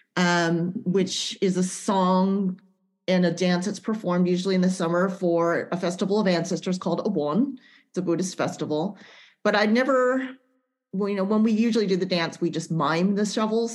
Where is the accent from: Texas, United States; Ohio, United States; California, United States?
California, United States; Central Valley; we're both from the Central Valley and that we're both um, Japanese American